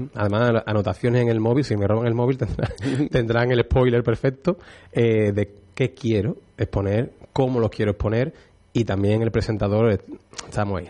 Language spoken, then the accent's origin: Spanish; Utrera, Andalusia, Spain; a mí como utrerano, como cofrade, a lo que me dedico y para poder poner en valor la, Semana Santa de mi pueblo